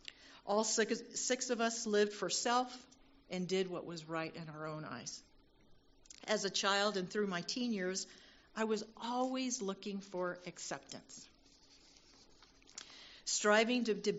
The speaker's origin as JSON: {"language": "English", "region": "Virginia", "country": "United States", "tie": "born there", "said": "I was born in Virginia … I'm a military brat, and that's just an endearing way to say that I was born into a family of an active duty service member."}